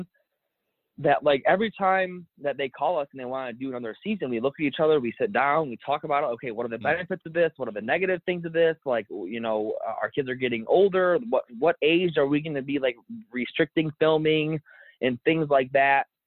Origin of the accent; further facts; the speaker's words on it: Michigan, United States; we still live in the same county that we grew up in Michigan